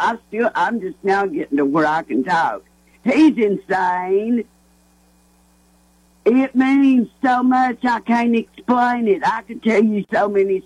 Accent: Millville, New Jersey, United States; moved away; I was born in Millville, New Jersey

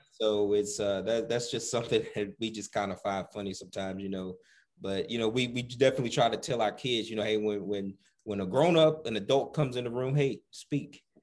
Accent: the South, United States; moved away; also born or lived in Midwest / Southwest; growing up in the South

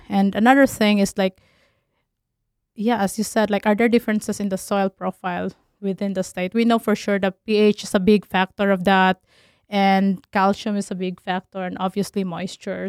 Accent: Philippines; moved away as an adult; also born or lived in Tennessee, United States; now in Minnesota, United States; I'm originally from Philippines

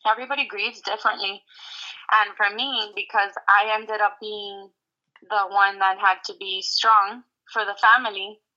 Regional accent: Hialeah, Florida, United States; I am born and raised in Miami, Florida. My dad is Cuban and my mom is American.

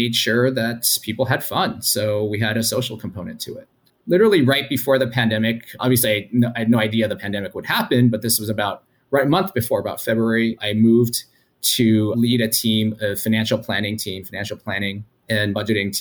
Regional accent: Los Angeles, California, United States; moved away as an adult; also born or lived in Massachusetts / New York / Chicago; I grew up in Los Angeles, and I moved straight across the country for college

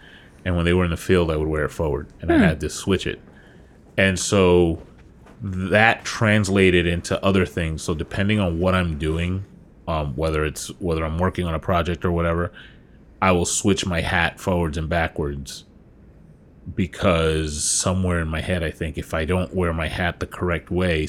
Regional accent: New York, United States; And so I'm a huge Yankee fan. I'm from New York, so obviously.

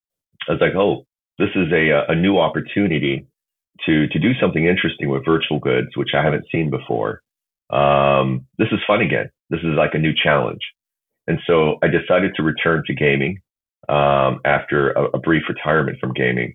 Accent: South Korea; I grew up in South Korea.

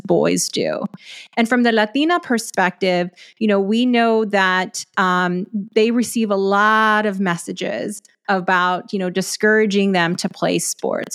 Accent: West Texas, United States; I grew up in a smaller West Texas town.

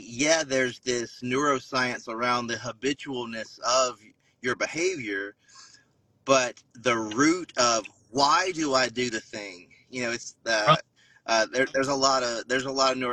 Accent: South Carolina, United States; growing up in South Carolina

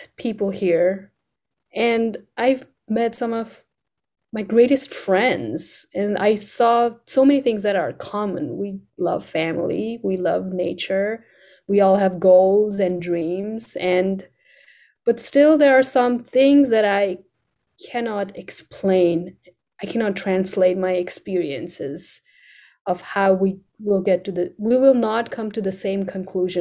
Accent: Kathmandu, Bagmati, Nepal; English is a second language; also born or lived in Nebraska; now in United States; in Nepal, when I was growing up, it was a royal family ruling

